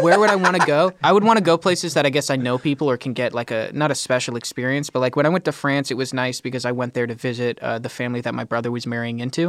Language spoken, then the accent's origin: English; California, United States; As a Californian, my entire life